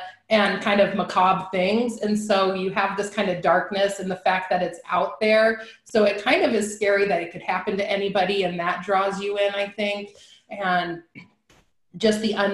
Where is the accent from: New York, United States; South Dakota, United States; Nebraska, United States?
Nebraska, United States; I'm from Nebraska